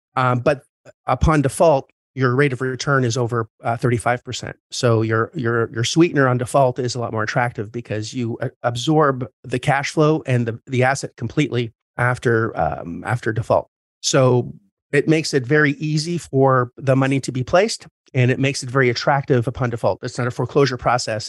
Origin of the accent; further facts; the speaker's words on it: Canada; I'm Canadian